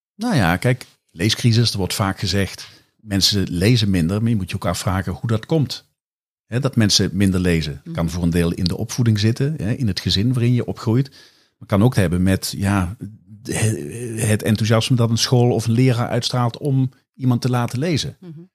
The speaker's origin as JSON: {"language": "Dutch", "town": "Kerkrade", "region": "Limburg", "country": "Netherlands", "tie": "born or raised there", "said": "mijn geboorteplaats Kerkrade"}